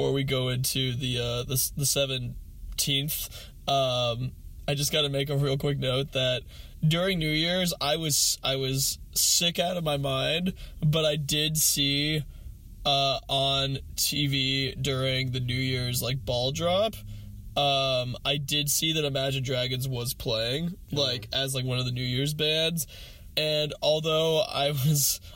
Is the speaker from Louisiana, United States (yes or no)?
no; Eugene, Oregon, United States; Eugene, where I grew up.